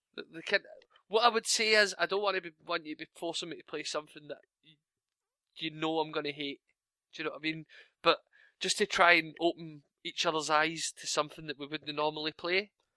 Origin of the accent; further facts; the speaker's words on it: Scotland, United Kingdom; I'm Scottish.